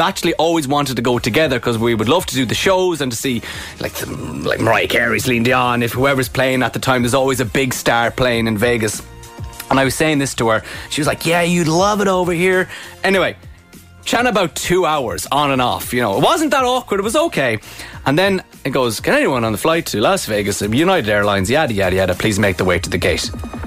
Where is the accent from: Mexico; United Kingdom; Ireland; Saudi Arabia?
Ireland; we're from Ireland. We live in Dublin